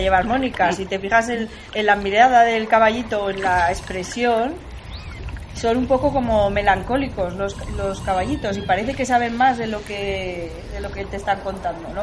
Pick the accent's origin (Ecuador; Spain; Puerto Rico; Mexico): Spain; Zaragoza, Aragon; yo quiero creer que yo he nacido en Zaragoza, pero soy de la Tierra, del planeta Tierra